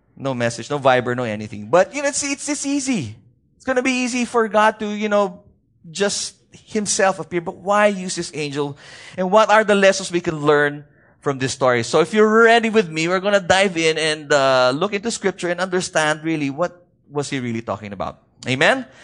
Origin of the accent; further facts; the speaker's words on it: Baguio, Cordillera Administrative Region, Philippines; from where I come from, I come from Baguio City